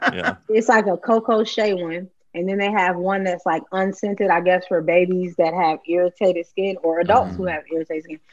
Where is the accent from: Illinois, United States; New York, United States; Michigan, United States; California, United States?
Illinois, United States; Chicago; Chicagoans only eat that shit when we really want it